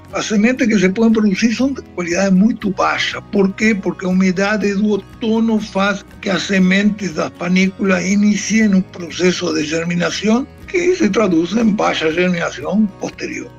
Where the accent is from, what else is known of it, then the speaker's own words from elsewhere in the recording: Chuí, Rio Grande do Sul, Brazil; also born or lived in Montevideo, Uruguay / Treinta y Tres, Uruguay; eu sou uruguaio. Eu sou uruguaio porque por questões de metros, porque é, eu sou natural do Chuí.